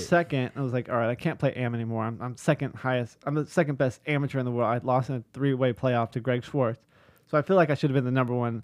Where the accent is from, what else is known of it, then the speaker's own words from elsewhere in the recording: Huntington Beach, California, United States; I grew up in Huntington Beach, which has been stated here a couple times, which is only an hour from where Inova is located